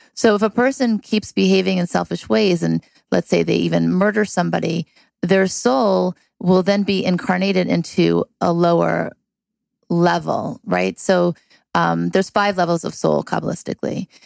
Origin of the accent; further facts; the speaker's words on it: California, United States; also born or lived in Thibodaux, Louisiana / Beverly Hills, California; I was born in Thibodaux, Louisiana, and my parents moved to California when I was seven